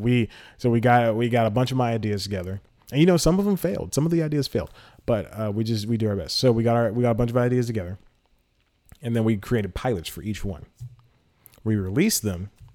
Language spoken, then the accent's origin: English; Georgia, United States; accent: Georgia; I was born and raised in Georgia